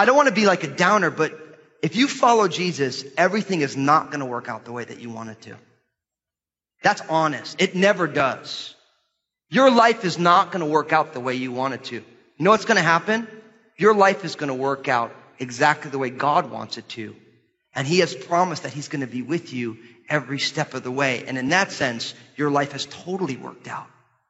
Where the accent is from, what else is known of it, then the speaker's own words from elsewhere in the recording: United States; our lives as American Christians